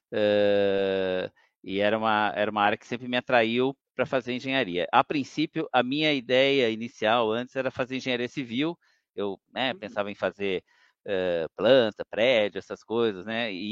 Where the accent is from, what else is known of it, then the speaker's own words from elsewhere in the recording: São Paulo, Brazil; also born or lived in Campinas; eu nasci em Campinas, mas nunca morei, né? Meus pais eram de Campinas, eh, mas sempre morei em São Paulo.